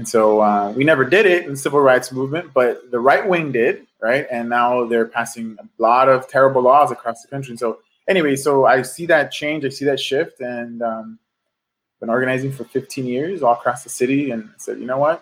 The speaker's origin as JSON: {"language": "English", "town": "Los Angeles", "region": "California", "country": "United States", "tie": "born or raised there", "said": "I'm a lifelong Angeleno. I grew up in South Central."}